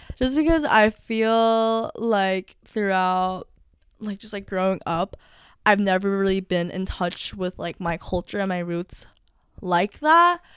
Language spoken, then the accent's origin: English; United States; I'm technically American